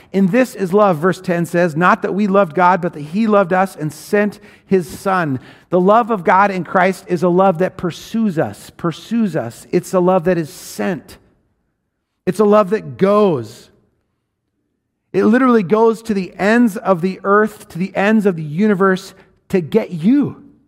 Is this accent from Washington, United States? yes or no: yes; Washington, United States; I grew up in Washington State in a rural place